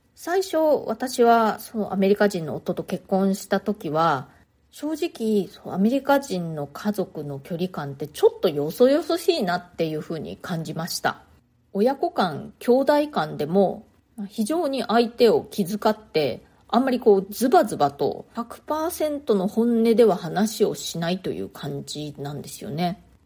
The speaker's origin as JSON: {"language": "Japanese", "country": "Japan", "tie": "born or raised there", "moved": "as an adult", "lives_now": "New York, United States", "said": "生まれ育ったのは日本なんですね"}